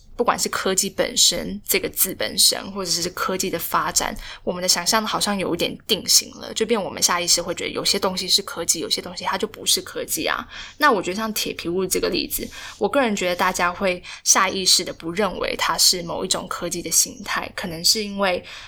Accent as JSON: {"language": "Chinese", "country": "Taiwan", "said": "我们台湾人"}